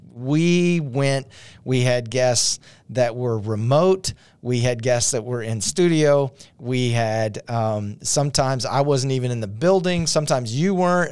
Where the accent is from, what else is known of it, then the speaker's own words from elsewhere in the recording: Shreveport, Louisiana, United States; we're from Shreveport, Louisiana